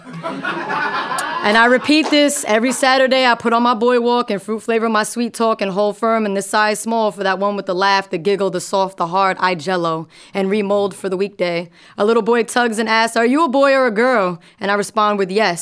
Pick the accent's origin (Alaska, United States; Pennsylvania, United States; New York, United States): New York, United States; as a New Yorker